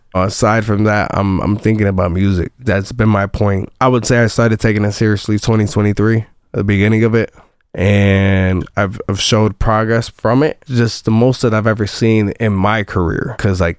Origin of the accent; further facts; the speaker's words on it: Chicago, Illinois, United States; now in Champaign, United States; growing up in Chicago and doing the music there